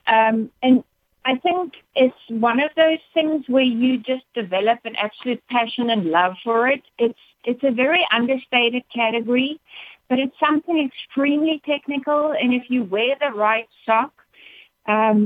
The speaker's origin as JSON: {"language": "English", "country": "South Africa", "moved": "as an adult", "lives_now": "United States", "said": "I am proudly South African. But proud to be in the States"}